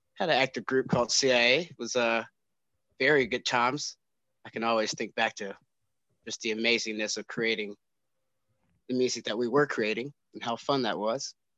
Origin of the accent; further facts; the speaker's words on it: Winston-Salem, North Carolina, United States; Growing up in Winston was actually pretty cool. Really laid back.